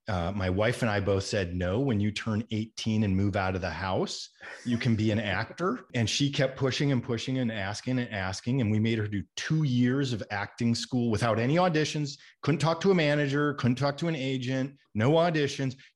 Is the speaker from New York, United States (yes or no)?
no; Minnesota, United States; growing up in Minnesota was a wonderful place to grow up